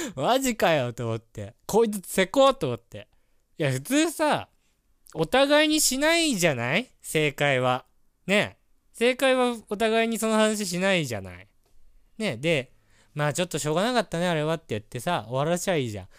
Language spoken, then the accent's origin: Japanese; Hokkaido, Japan; 僕は北海道出身